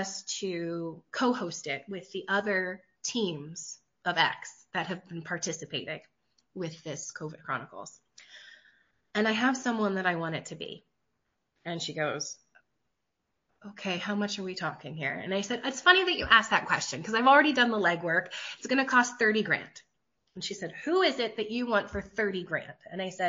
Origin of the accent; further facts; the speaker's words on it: West Virginia, United States; I'm from Appalachia, so I'm from West Virginia.